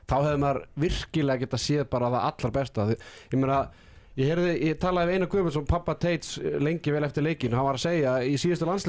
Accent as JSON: {"language": "Icelandic", "town": "Akureyri", "region": "Northeastern Region", "country": "Iceland", "tie": "born or raised there", "also_born_or_lived": "Hlíðar, Reykjavík", "moved": "yes", "lives_now": "Reykjavík, Iceland", "said": "ég er uppalinn á Akureyri."}